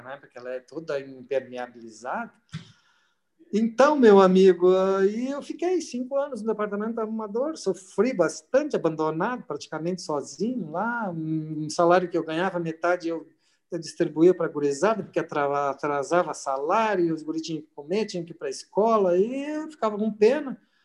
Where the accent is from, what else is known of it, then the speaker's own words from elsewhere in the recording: Gravataí, Rio Grande do Sul, Brazil; eu, como um índio que saí de Gravataí no meio do arroio, no meio do mato